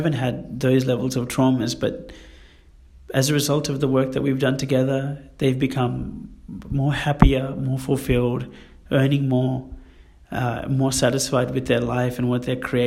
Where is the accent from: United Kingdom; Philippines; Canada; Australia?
Australia; Sydney, New South Wales; growing up in Western Sydney